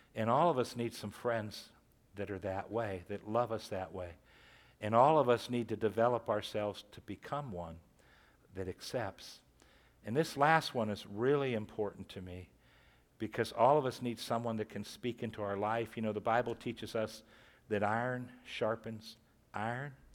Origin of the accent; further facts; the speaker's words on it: Warren, Ohio, United States; I, I grew up in Catholic school. I went through John F. Kennedy here in Warren, freshman, sophomore, junior year.